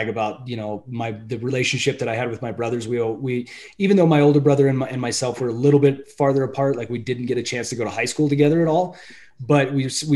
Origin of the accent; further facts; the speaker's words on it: Moorcroft, Wyoming, United States; moved away as an adult; also born or lived in Billings, Montana; I went kindergarten through graduation in Moorcroft, Wyoming